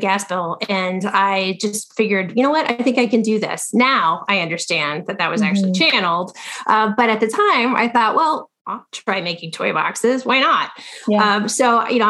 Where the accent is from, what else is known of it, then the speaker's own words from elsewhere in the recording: Ohio, United States; moved away as an adult; now in Los Angeles, United States; I was raised in Ohio by a very grounded family.